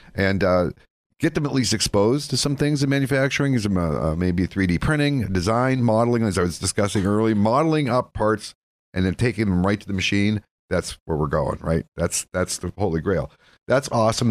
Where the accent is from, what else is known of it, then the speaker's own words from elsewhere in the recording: Erie County, Pennsylvania, United States; I'm a graduate from the Erie County, uh, tech school